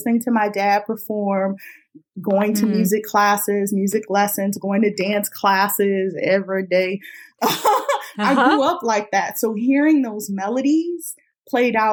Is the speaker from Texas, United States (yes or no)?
no; Los Angeles, California, United States; I'm from South Los Angeles, which is originally called South Central.